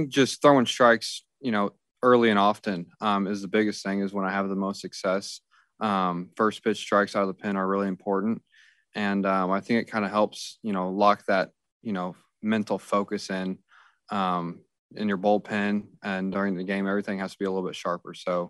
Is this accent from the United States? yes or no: yes; Kansas City, United States; My family's from, I'm from Kansas City. I went to school a little bit south of Joplin.